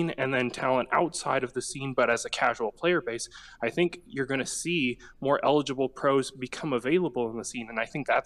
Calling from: Jackson, Tennessee, United States; calling from Jackson, Tennessee.

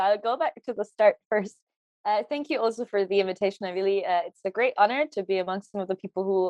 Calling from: Hamburg, Germany; I'm joining from Hamburg in Germany today

